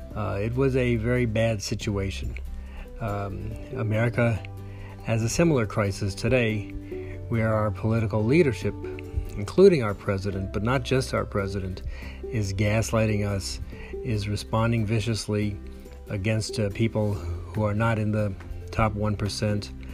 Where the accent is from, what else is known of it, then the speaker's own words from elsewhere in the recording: New York City, New York, United States; I grew up in New York City